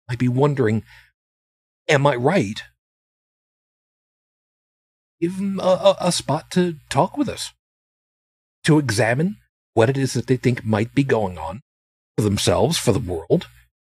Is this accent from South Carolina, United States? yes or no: no; Long Island, New York, United States; also born or lived in Brooklyn, New York; I was born in Brooklyn to a Roman Catholic family, Italian, mostly from a family of immigrants. I grew up on Long Island